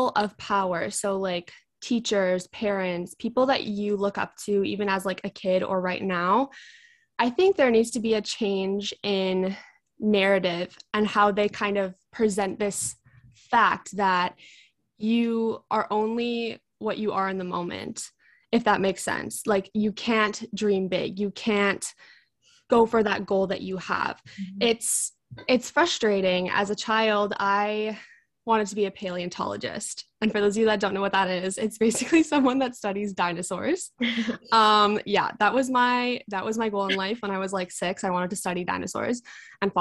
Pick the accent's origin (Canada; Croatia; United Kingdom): Canada; Vancouver, British Columbia; I am from Vancouver, British Columbia, which is in Canada.